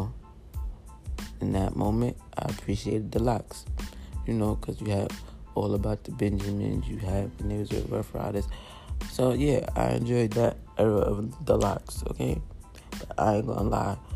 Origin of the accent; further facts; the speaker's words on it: New York, United States; I'm from New York